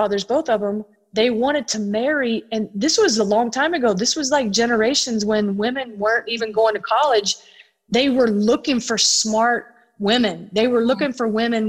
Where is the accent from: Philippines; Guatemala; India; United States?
United States; Tennessee; growing up in Tennessee